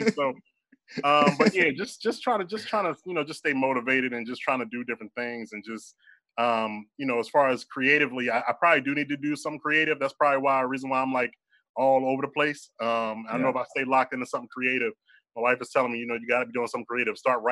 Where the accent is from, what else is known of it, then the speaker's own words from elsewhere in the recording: Philadelphia, Pennsylvania, United States; I'm born and raised in Philadelphia